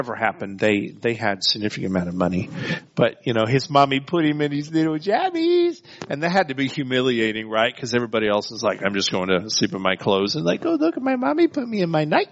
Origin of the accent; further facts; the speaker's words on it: Texas, United States; as a Texan